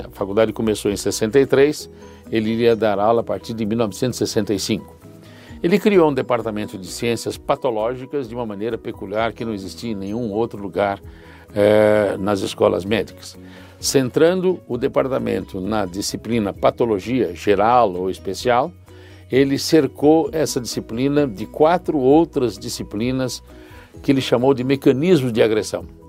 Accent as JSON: {"language": "Portuguese", "region": "São Paulo", "country": "Brazil", "tie": "born or raised there", "said": "Eu sou daqui de São Paulo, nasci em São Paulo"}